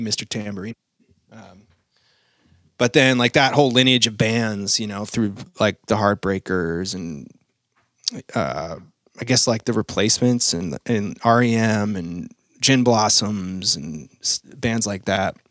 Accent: Maine, United States; moved away as an adult; also born or lived in New York / Los Angeles; I grew up in Maine

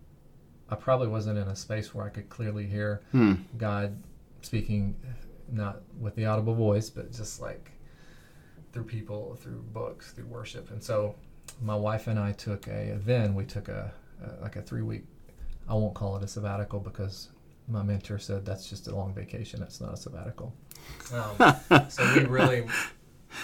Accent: Kentucky, United States; the little kid growing up in Kentucky

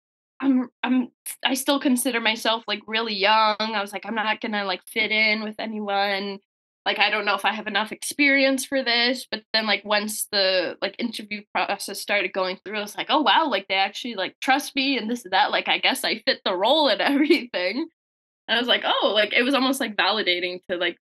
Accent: Windsor, Ontario, Canada; moved away as an adult; now in London, Canada; I'm actually from Windsor, born and raised.

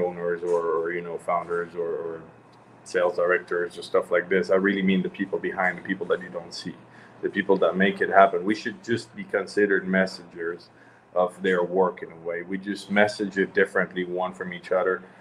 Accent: Switzerland; moved away as an adult; I was born in Switzerland

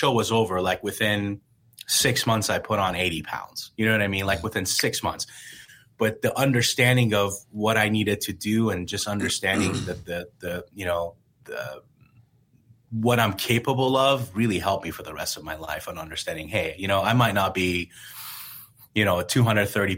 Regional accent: Iran; now in United States; growing up in Iran

